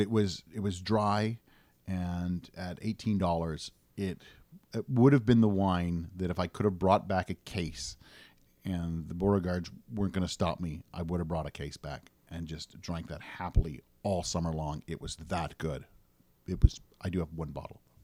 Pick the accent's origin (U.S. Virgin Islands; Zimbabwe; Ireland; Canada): Canada; as a Canadian